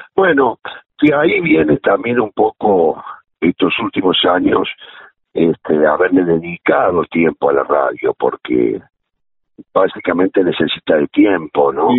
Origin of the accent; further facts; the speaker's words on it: Córdoba, Argentina; moved away; nosotros venimos de la radio de Córdoba, yo recuerdo mucho a Norma Landi que hacía las mañanas